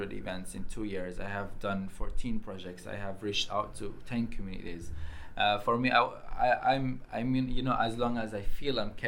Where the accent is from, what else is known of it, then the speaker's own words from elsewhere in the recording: Syria; now in Nottingham, United Kingdom; from Syria